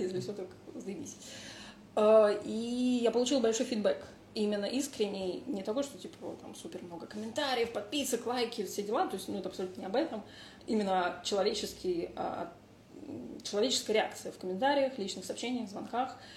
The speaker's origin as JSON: {"language": "Russian", "region": "Moscow", "country": "Russia", "tie": "born or raised there", "also_born_or_lived": "Italy", "moved": "yes", "said": "я выросла в Москве"}